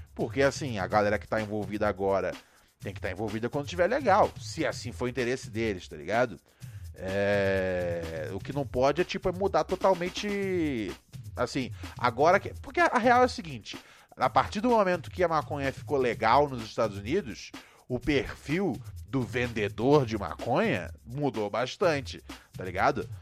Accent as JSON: {"language": "Portuguese", "region": "Rio de Janeiro", "country": "Brazil", "tie": "born or raised there", "said": "onde eu cresci, no Rio"}